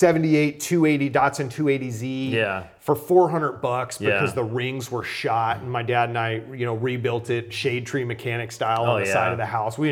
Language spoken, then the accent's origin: English; Arizona, United States; And I grew up in Arizona, so I basically could ride from my house out into just endless miles of desert.